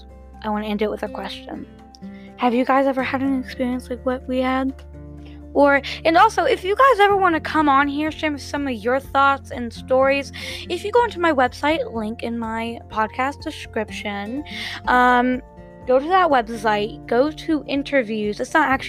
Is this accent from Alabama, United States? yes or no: no; Ohio, United States; I'm from Ohio